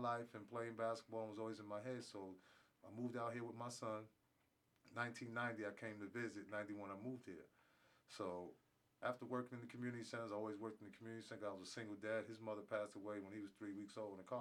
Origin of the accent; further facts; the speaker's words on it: upstate New York, United States; moved away; Back in 1981, I was going to school. I'm from New York. So I was upstate New York.